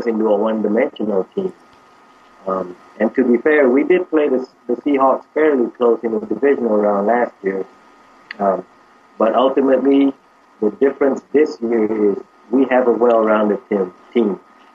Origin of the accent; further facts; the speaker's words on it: Malaysia; now in United States; I was born and raised in Malaysia